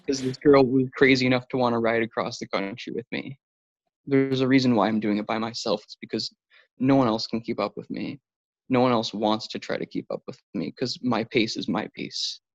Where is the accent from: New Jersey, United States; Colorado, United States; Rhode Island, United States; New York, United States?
New York, United States; Buffalo; I'm from Buffalo, New York